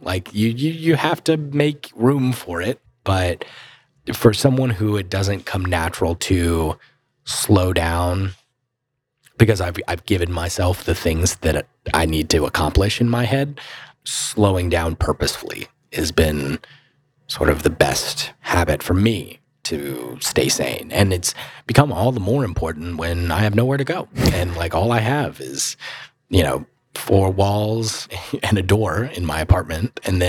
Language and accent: English; Mooresville, North Carolina, United States; growing up in Mooresville, you're surrounded by cars